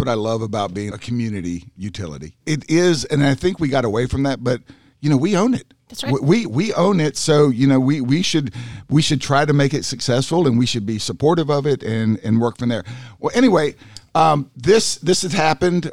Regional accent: North Carolina, United States; I grew up in North Carolina

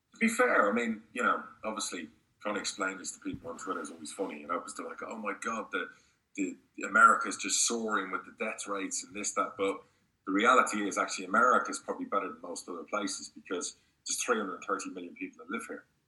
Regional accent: Spain; also born or lived in United Kingdom; now in United States; I grew up in Spain

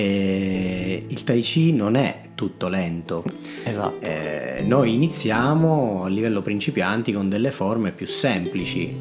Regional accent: Sicily, Italy; moved away as an adult; now in Bologna, Italy; io sono siciliano, sono arrivato a Bologna a 18 anni per fare l'università.

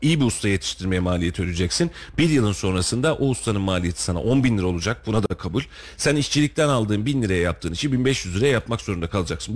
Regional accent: Turkey; Biz de Türküz

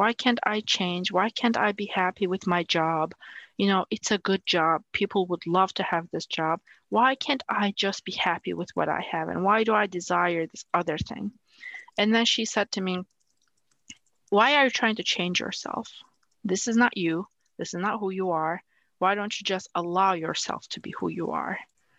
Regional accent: Turkey; English is a second language; You know, growing up in Turkey, and especially working at NASA in a very male-dominated environment, there are expectations of how a woman should be

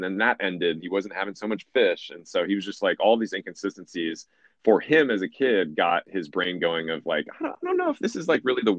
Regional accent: Los Angeles, California, United States; moved away; also born or lived in Georgia; When I was growing up in Los Angeles, we had our first sex ed class when I was in like fourth or fifth grade.

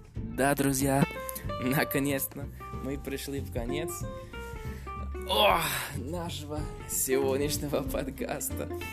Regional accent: Canada; first language English; Russian is a second language; английский это мой родной язык, но я из Канады

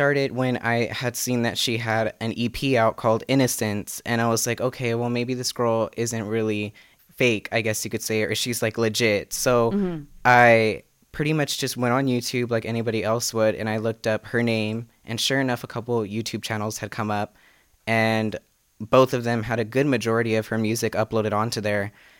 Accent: Fresno, California, United States; I'm 19 years old. I'm from Fresno, California.

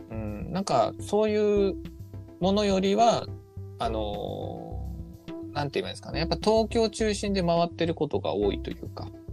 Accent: Nagasaki, Japan; あの方も同じ俺と長崎出身なんですよ

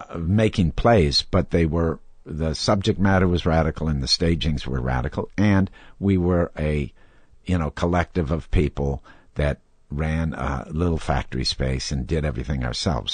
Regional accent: Wisconsin, United States; growing up in Wisconsin

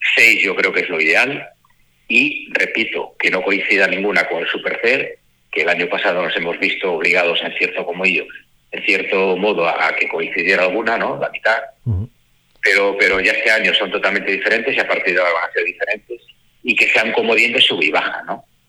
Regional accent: Asturias, Spain; yo soy asturiano

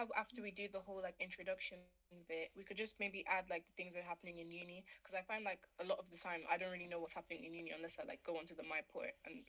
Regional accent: Ireland; I studied pharmacy. I'm in second year as well and I'm from Ireland.

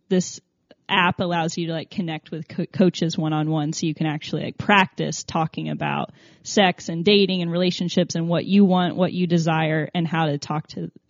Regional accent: Tennessee, United States; accent: southern; I'm from Tennessee, so I think it's the southern oh. pronunciation.

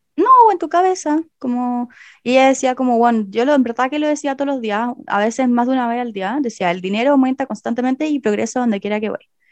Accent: Chile; moved away; en Chile somos súper modernos en ese sentido

